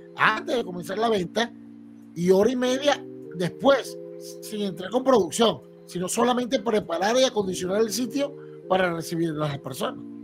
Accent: Venezuela; now in Utah, United States; somos venezolanos

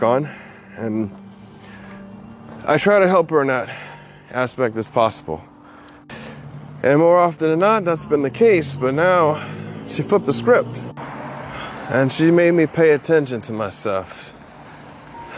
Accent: Hawaii, United States; I'm from Hawaii

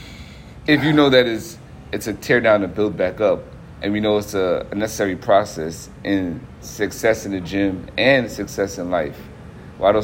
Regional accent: New York, United States; moved away; I'm originally from New York

